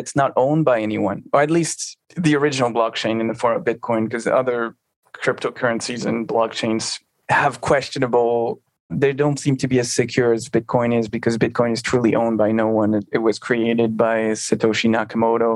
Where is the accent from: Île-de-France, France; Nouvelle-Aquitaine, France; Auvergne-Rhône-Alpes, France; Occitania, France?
Auvergne-Rhône-Alpes, France; near Albertville; Albertville, near my hometown